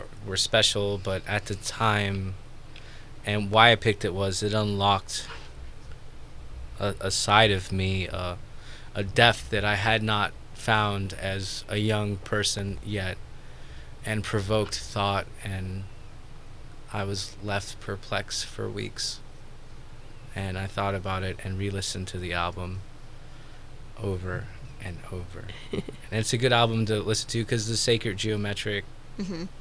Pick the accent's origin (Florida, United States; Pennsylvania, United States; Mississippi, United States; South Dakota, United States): Florida, United States; Orlando; now in Napa, United States; I grew up in Orlando